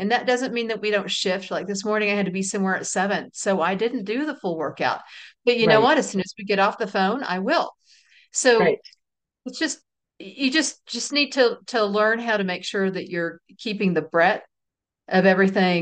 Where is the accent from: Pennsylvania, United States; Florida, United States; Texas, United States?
Texas, United States; We're from Texas